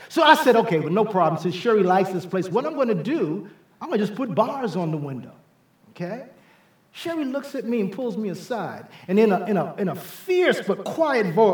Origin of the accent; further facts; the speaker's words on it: New York City, New York, United States; I, I grew up in New York City. Uh, I was born and raised in the South Bronx in the Millbrook Projects. That's where most of my experiences were gained before I went away to college.